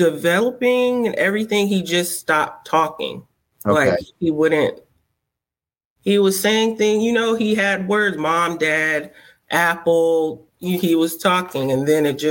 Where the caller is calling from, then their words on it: Charlotte, North Carolina, United States; I'm calling from Charlotte, North Carolina.